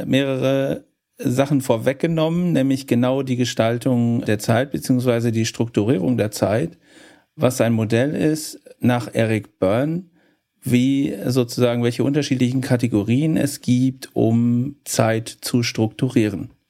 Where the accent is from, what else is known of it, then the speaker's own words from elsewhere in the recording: Cologne, North Rhine-Westphalia, Germany; Für mich als Kölner